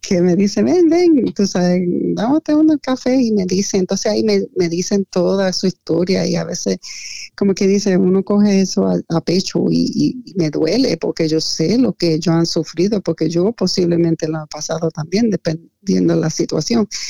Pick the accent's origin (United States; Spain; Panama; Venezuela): United States; Lancaster, Pennsylvania; also born or lived in New York / Puerto Rico; mi infancia, cuando nosotros tuvimos que salir de Nueva York por una emergencia um, de vida o muerte, nosotros llegamos a Lancaster